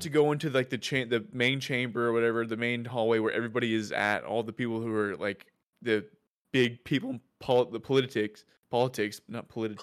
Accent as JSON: {"language": "English", "region": "the South", "country": "United States", "said": "we're from the South, so we have Whataburger here"}